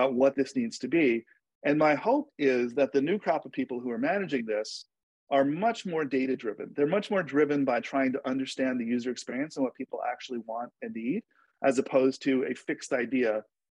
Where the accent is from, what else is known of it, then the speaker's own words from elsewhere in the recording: New York, United States; I grew up in New York